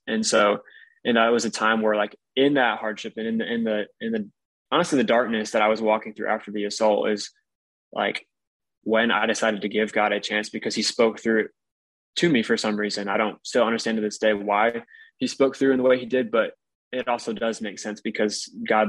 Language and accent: English; Michigan, United States; moved away as an adult; also born or lived in Alabama; I grew up in Michigan